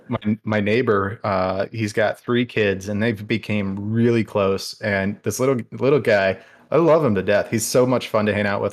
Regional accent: area near Pine Island, Florida, United States; Pine Island does separate um, where I'm from from the Gulf

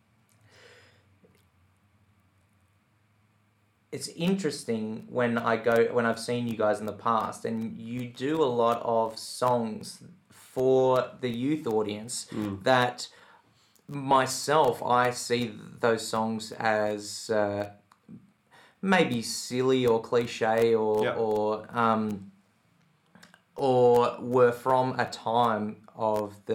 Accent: Tamworth, New South Wales, Australia; I grew up in Tamworth

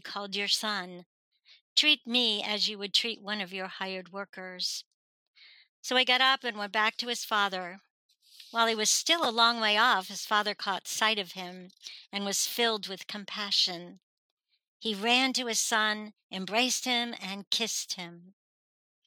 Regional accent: North Fork of Long Island, New York, United States; also born or lived in Richmond, Virginia; now in Virginia, United States; I'm originally from Long Island, New York, but the very, very tip of the North Fork of Long Island, which was all farmland and tourist stuff because it's all water

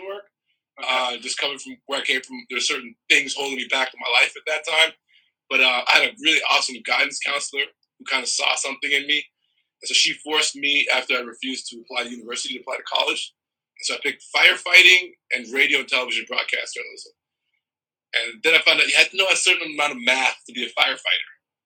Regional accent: Toronto, Ontario, Canada; born or raised there; also born or lived in Trinidad and Tobago / Brooklyn, New York City

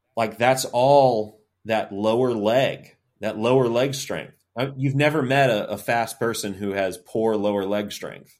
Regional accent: Tallahassee, Florida, United States; I'm from Tallahassee, so I grew up

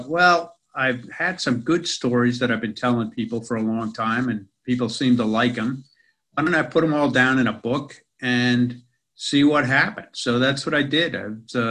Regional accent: New York City, New York, United States; moved away as an adult; now in Australia; I spent most of my life, as you can tell from my accent, in America. Most of that in New York City

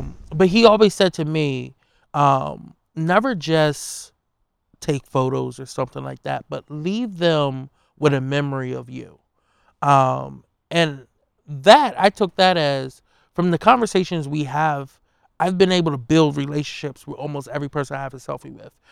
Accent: Wilmington, Delaware, United States; I'm a kid from North Side of Wilmington, which, you know, growing up, it was known as Murder Town U S

